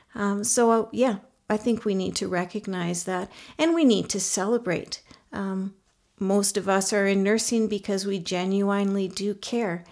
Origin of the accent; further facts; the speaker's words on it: Canada; now in Mongolia; I'm a Canadian nurse, and I actually happen to also be currently living in Mongolia